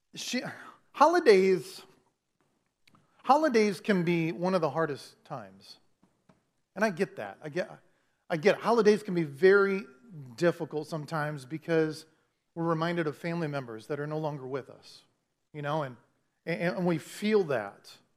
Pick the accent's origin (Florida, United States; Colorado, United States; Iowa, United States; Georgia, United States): Iowa, United States; Clinton; moved away as an adult; also born or lived in Dallas, Texas; I grew up in Clinton all my life, okay? Uh, from, from the moment I was born till twenty something when we moved